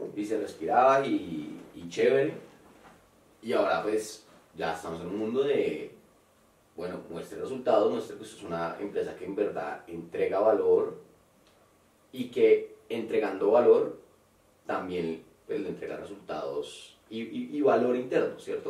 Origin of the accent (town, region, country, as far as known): Colombia; moved away; also born or lived in Mexico